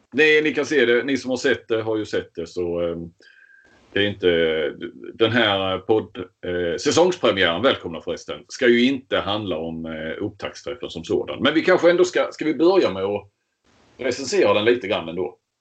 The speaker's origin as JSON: {"language": "Swedish", "region": "Skåne", "country": "Sweden", "said": "vi är ju skåningar, det hörs. Vi sitter ju här i Helsingborg respektive Kristianstad"}